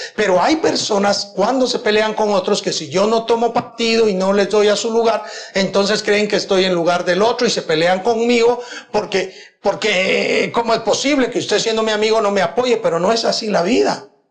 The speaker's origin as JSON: {"language": "Spanish", "country": "Guatemala", "said": "En Guatemala tenemos la dicha que ninguna persona puede acusar a la iglesia cristiana evangélica"}